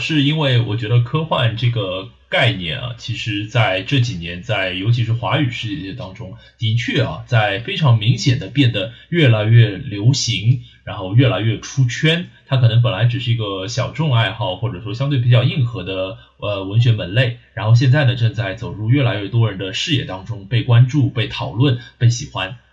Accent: Shanghai, China; accent: Shanghainese; 我说上海话的时候呢，就油腔滑调

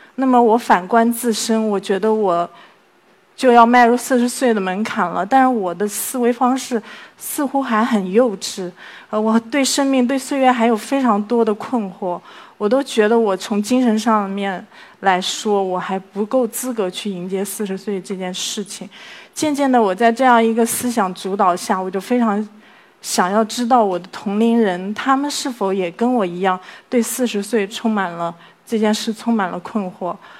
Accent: Hangzhou, Zhejiang, China; 我来自 杭州

